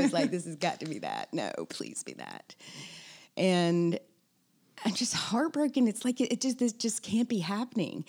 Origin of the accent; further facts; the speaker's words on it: Tennessee, United States; moved away as an adult; also born or lived in Mississippi; now in Charleston, United States; I was born in Mississippi, I grew up in Tennessee